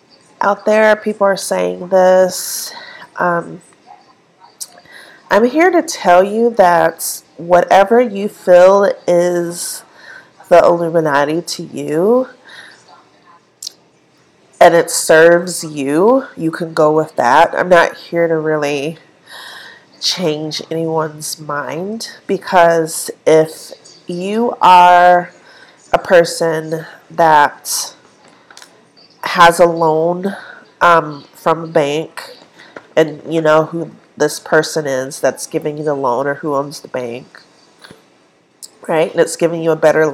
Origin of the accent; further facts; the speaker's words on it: Minneapolis, Minnesota, United States; also born or lived in Omaha, Nebraska; most of my family had moved to the south side of Minneapolis, and that's where I grew up